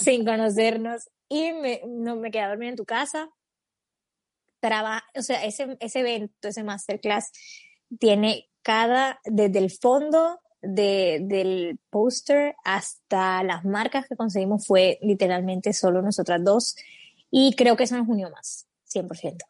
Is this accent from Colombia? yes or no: yes; Colombia; tengo 27 años, soy colombiana